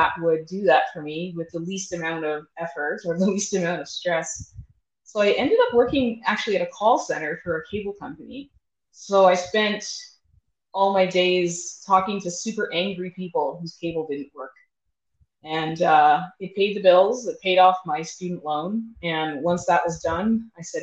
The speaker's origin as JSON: {"language": "English", "town": "Toronto", "region": "Ontario", "country": "Canada", "tie": "born or raised there", "also_born_or_lived": "Bahamas", "moved": "as an adult", "lives_now": "Calgary, Canada", "said": "I was born and raised in Toronto"}